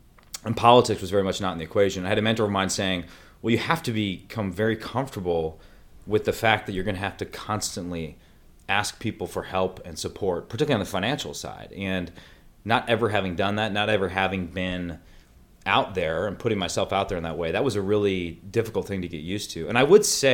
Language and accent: English; Green Bay, Wisconsin, United States; born in Green Bay, Wisconsin. My family's been there forever, since the 1830s